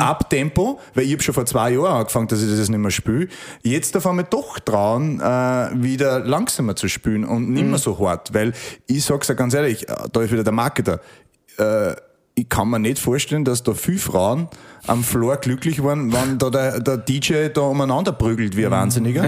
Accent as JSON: {"language": "German", "region": "Upper Austria", "country": "Austria", "tie": "born or raised there", "said": "ich bin ein Österreicher"}